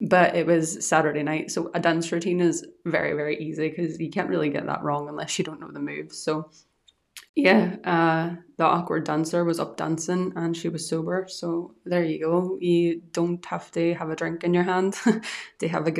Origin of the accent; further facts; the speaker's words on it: Ireland; also born or lived in Scotland; now in Edinburgh area, United Kingdom; I'm from Ireland and I moved to Scotland